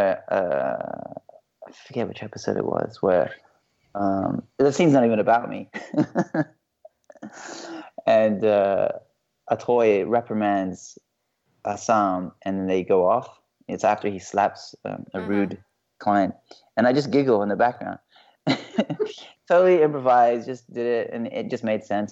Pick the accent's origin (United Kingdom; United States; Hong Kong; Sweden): Hong Kong; moved away; I'm from Hong Kong, and my dad's English, my mom's Chinese